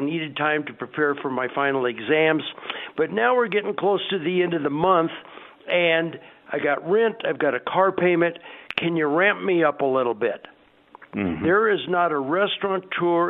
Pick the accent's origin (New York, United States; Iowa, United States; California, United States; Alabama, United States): California, United States; Southern; moved away; also born or lived in Hawaii; I grew up in Southern California